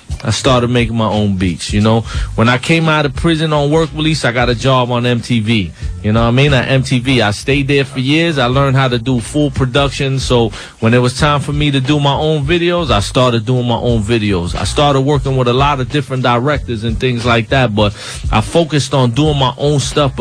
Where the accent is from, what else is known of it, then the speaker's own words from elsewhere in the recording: New York City, New York, United States; I'm from Brownsville. I know everybody who's from Brownsville.